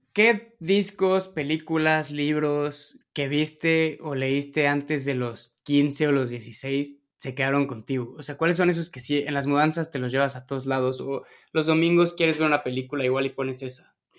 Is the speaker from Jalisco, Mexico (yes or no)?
no; Mexico City, Mexico; yo como chilango